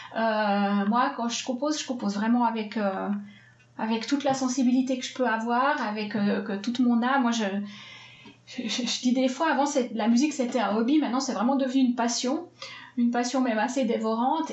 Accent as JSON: {"language": "French", "region": "Swiss Jura", "country": "Switzerland", "moved": "yes", "lives_now": "Geneva, Switzerland", "said": "Je viens de Suisse. Alors, je viens du Jura suisse, mais depuis bientôt 20 ans maintenant, j'habite à Genève."}